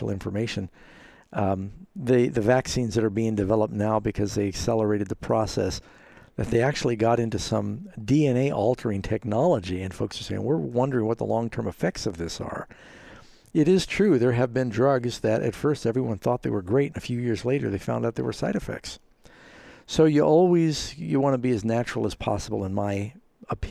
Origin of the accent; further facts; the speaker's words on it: United States; Being an American